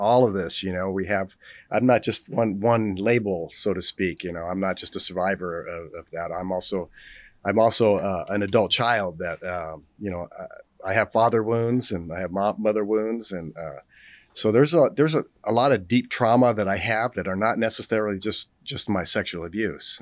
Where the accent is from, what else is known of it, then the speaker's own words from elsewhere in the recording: Los Angeles, California, United States; I grew up in Los Angeles